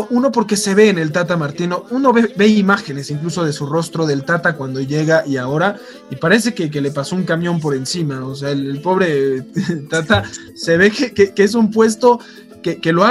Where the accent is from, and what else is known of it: Mexico